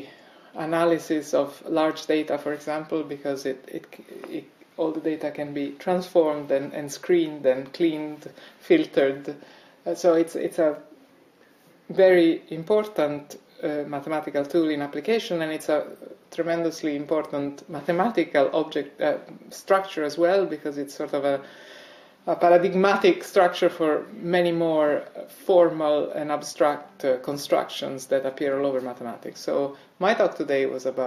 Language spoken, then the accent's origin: English; Italy; moved away as an adult; also born or lived in Rome, Italy / United States; now in Reading, United Kingdom; I come originally from Italy and I did my first degree in Rome